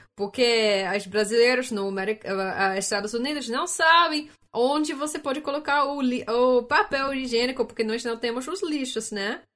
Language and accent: Portuguese; Canada; Portuguese is a second language; eu sou do Canadá